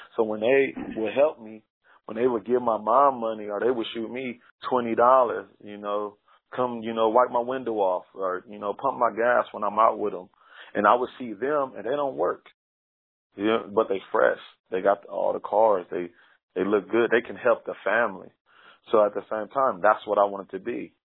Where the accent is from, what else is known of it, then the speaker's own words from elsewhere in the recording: Los Angeles, California, United States; moved away as an adult; also born or lived in Lynwood, California / Watts, California / Compton, California / Lancaster, California; now in Las Vegas, United States; I was born in Los Angeles, California. Uh, Okay, South South LA or South Central LA. That's where my my base is